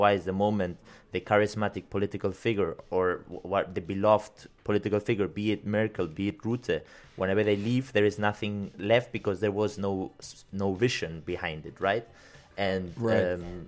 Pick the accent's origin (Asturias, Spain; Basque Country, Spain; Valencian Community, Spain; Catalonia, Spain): Basque Country, Spain; If you are from the Basque country, you can always decide where you are from. And I'm from the Basque country.